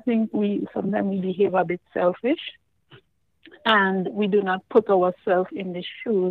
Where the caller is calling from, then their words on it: New York, United States; I'm calling from Brooklyn.